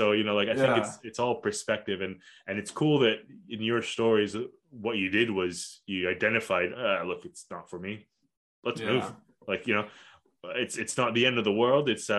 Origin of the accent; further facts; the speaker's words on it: Kuala Lumpur, Malaysia; also born or lived in Australia; what I had growing up in Kuala Lumpur and then eventually in Australia.